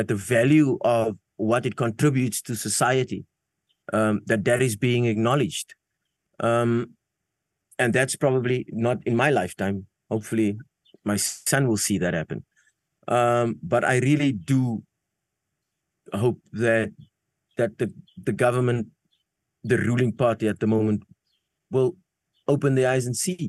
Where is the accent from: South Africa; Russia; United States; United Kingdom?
South Africa; first language Afrikaans; English is a second language; I'm from South Africa.